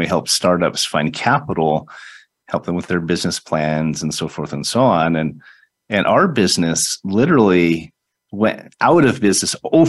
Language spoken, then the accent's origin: English; Utah, United States; also born or lived in San Diego; now in Henderson, United States; I mean, I grew up in Utah